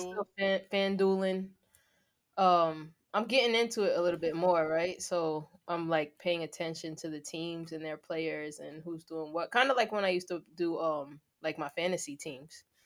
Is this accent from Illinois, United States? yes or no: no; Long Island, New York, United States; I'm from Long Island